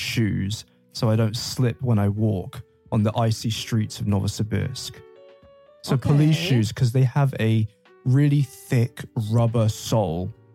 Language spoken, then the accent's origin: English; London, United Kingdom; I'm from London